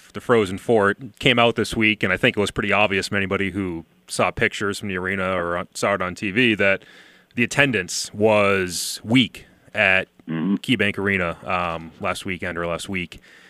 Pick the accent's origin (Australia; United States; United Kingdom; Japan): United States; Providence, Rhode Island; moved away as an adult; now in Buffalo, United States; I grew up around Providence